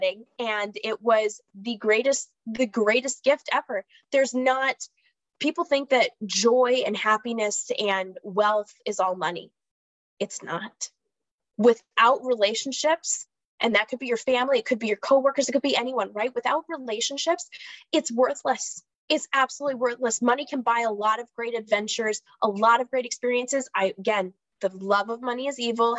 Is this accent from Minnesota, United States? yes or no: yes; Minnesota, United States; accent: Minnesota; I'm in Minnesota, if my accent hasn't betrayed me yet